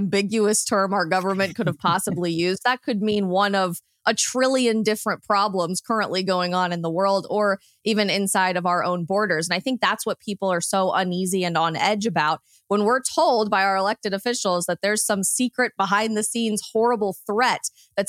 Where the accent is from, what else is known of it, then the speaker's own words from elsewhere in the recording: outside of Denver, Colorado, United States; I grew up right outside of Denver, so that used to be my home airport.